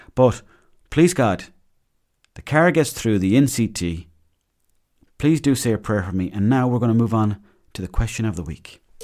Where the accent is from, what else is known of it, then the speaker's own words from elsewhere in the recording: Mayo, Connacht, Ireland; I grew up in Mayo.